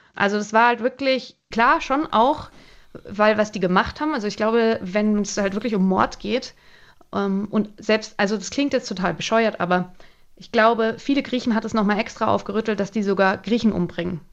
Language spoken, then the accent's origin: German; Germany; now in Greece; als Deutsche